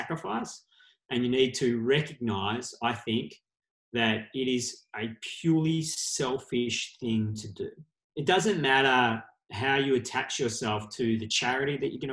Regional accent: Australia; we are Australian and just can come back to Australia

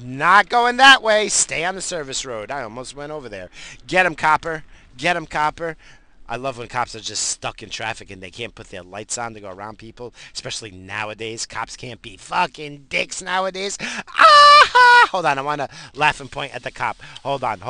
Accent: United States; we're fucking American

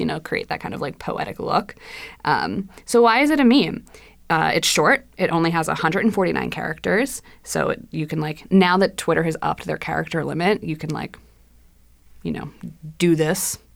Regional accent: New Jersey, United States; I am also from New Jersey.

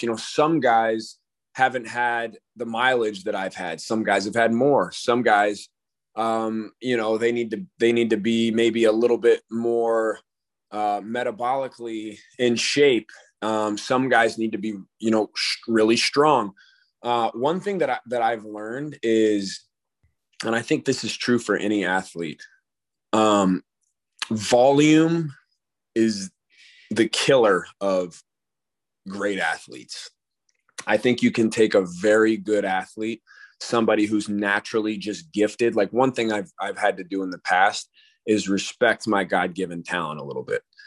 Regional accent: Colorado, United States; growing up in Colorado near the Air Force Base

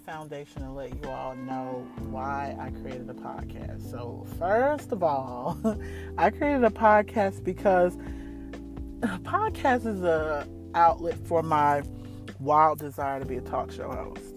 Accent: New York, United States; Well, we lived on Long Island

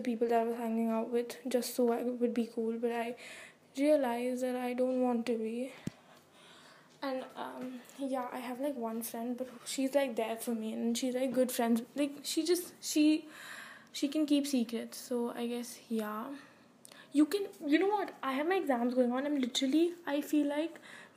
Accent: India; I'm from India

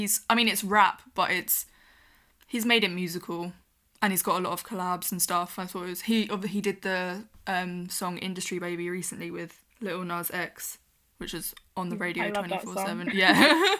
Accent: United Kingdom; we're British

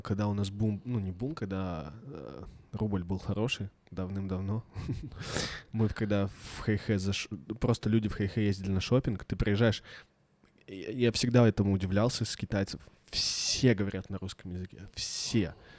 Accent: Blagoveshchensk, Amur Oblast, Russia; я из Благовещенска

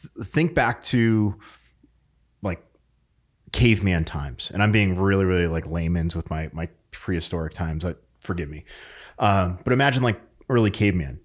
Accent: New England, United States; moved away; I'm from New England

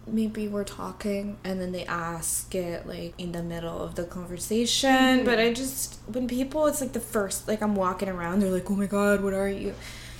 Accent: Victoria, British Columbia, Canada; also born or lived in Los Angeles; I was born and raised in Victoria, like, in Canada, and I'm very proud to be Filipino.

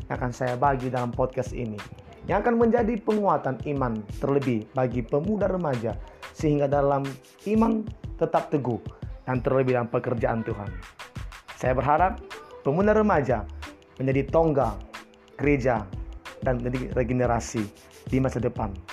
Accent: Nias, North Sumatra, Indonesia; saya asli Nias.

